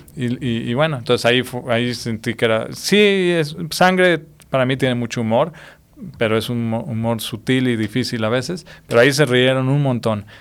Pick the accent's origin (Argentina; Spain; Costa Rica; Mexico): Mexico; mi lado mexicano